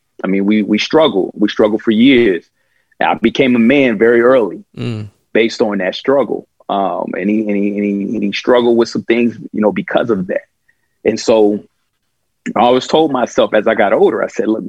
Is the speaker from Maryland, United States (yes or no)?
no; Kansas City, Kansas, United States; I grew up in Kansas City, Kansas